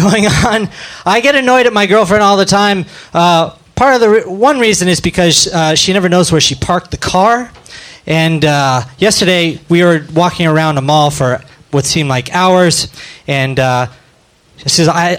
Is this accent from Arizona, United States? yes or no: yes; Phoenix, Arizona, United States; now in Chicago, United States; I started in Chicago, but I'm from Phoenix